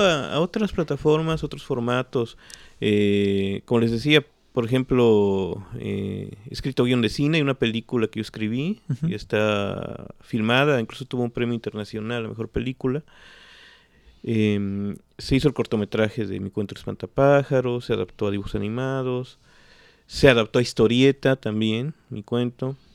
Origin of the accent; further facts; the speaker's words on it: Mexico City, Mexico; now in Xalapa, Mexico; yo me crié en el centro de la Ciudad de México y en la UNAM, en toda esa, en la ciudad universitaria. Después regresamos a Jalapa